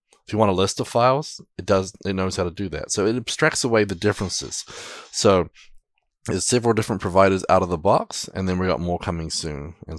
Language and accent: English; New Zealand; now in United States; I'm a Kiwi.